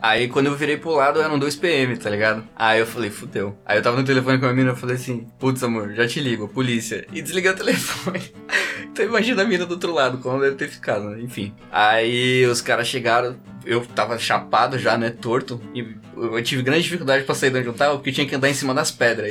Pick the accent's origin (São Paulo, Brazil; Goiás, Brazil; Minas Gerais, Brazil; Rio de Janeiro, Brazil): São Paulo, Brazil; sou de São Paulo, tal, tô, tô aqui a trabalho